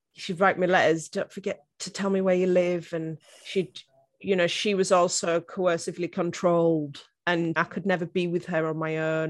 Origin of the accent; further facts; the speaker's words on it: northeast coast of England, North East England, United Kingdom; I actually grew up on the northeast coast of England, as you can probably tell by my very strong Game of Thrones accent.